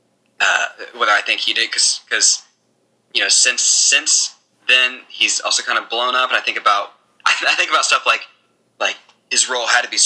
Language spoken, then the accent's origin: English; Greensboro, North Carolina, United States; now in New York City, United States; I grew up in Greensboro